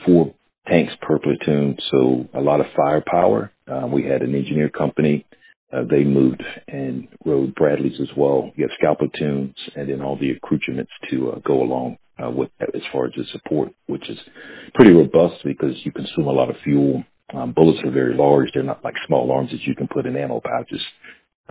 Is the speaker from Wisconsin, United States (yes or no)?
no; Southern Pines, North Carolina, United States; moved away as an adult; born and raised in Southern Pines, North Carolina